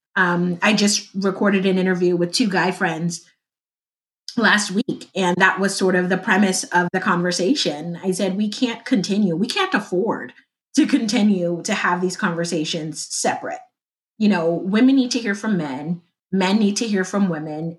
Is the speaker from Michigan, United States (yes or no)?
no; Compton, California, United States; I am from Compton, California, uh, LA area, born